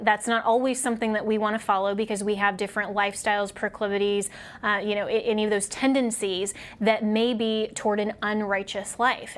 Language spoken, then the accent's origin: English; Colorado, United States; my home state of Colorado